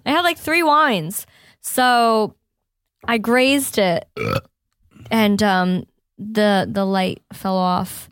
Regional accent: upstate New York, United States; moved away; my mom still lives, um, in my hometown, upstate New York

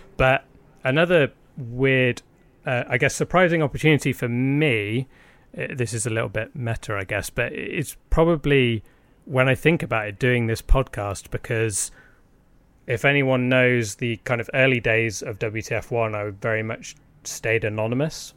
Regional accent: United Kingdom

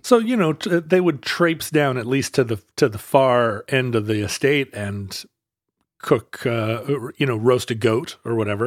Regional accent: Alaska, United States; growing up in Alaska

